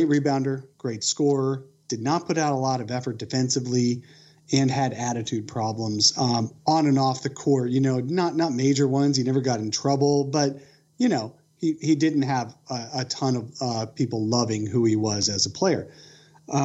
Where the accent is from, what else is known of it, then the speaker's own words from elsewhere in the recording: Pennsylvania, United States; now in Arizona, United States; I grew up in Pennsylvania